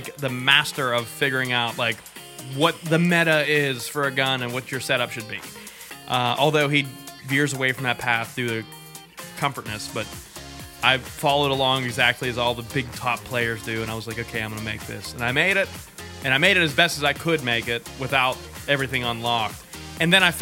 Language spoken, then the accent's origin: English; Merrittstown, Pennsylvania, United States; The one that I go to every year in Merrittstown, which is like my hometown where I grew up pretty much, right over the hill